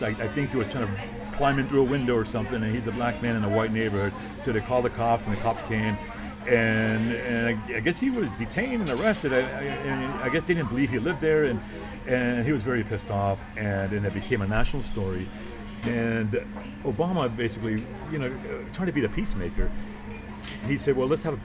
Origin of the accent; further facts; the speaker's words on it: Miami, Florida, United States; we're from Miami